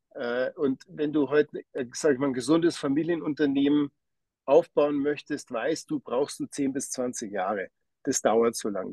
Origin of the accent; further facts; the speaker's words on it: Hengersberg, Bavaria, Germany; moved away as an adult; now in Switzerland; ich komme ursprünglich aus Hengersberg, aus Niederbayern.